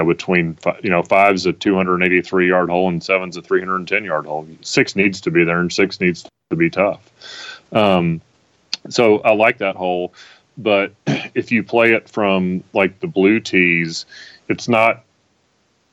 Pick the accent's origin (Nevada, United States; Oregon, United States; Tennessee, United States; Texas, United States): Tennessee, United States; I grew up, obviously, in Tennessee